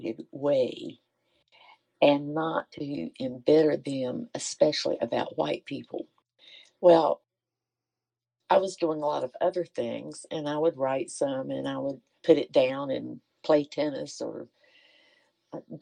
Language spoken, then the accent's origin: English; North Carolina, United States; my childhood was like as an American Indian in the days of Jim Crow in North Carolina